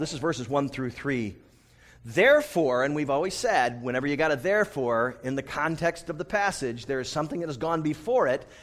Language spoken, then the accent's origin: English; United States; I'm from the United States